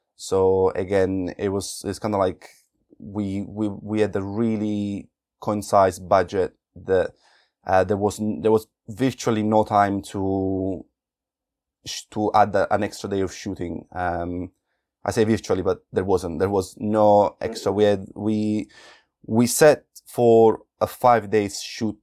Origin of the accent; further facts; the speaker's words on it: Naples, Campania, Italy; moved away; coming from Naples in southern Italy